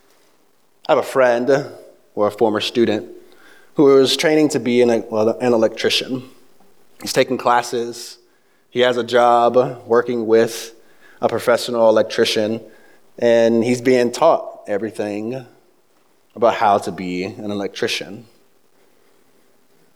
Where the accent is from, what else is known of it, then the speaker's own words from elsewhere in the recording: the South, United States; moved away; also born or lived in the North (US); I'm from the South, I grew up in the city, so there's nothing Southern about me, but being raised south of the Mason-Dixon line, as I moved up north, some of the vocabulary kind of slipped into mine.